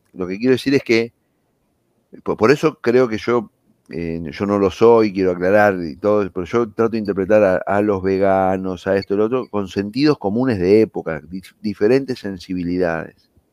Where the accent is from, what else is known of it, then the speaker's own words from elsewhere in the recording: Wilde, Buenos Aires Province, Argentina; nací en Wilde en 1965, Wilde es una localidad de Avellaneda, acá en el Gran Buenos Aires. Me crié en el seno de una, de una familia humilde